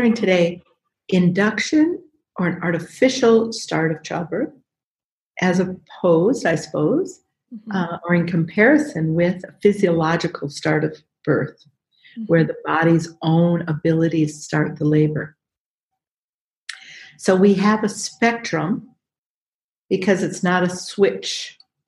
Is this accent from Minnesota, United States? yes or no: yes; Minneapolis, Minnesota, United States; I'm a midwife from Minnesota, Midwest, Minneapolis, Minnesota